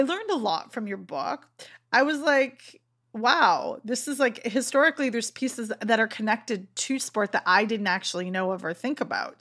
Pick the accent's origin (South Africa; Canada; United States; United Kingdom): Canada; I've born and raised in Canada